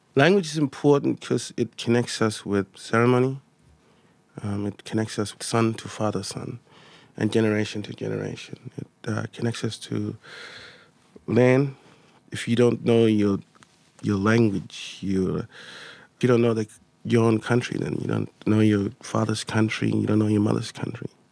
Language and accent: English; Elliott, Northern Territory, Australia; first language Mudburra; English is a second language; I'm from Elliott